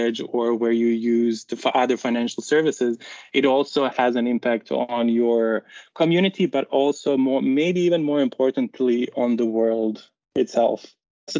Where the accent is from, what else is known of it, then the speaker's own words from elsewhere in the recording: Bosnia & Herzegovina; moved away as an adult; now in Netherlands; I'm originally from Bosnia and Herzegovina, a really beautiful country